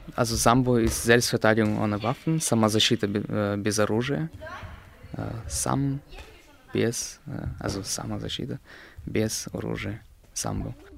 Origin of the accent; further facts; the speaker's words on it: Slavgorod, Altai Krai, Russia; now in Berlin, Germany; geboren in Russland, in Slavgorod